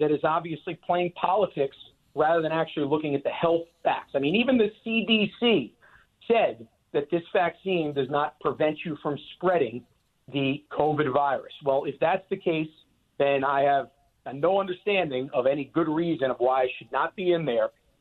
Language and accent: English; New York, United States; As a New Yorker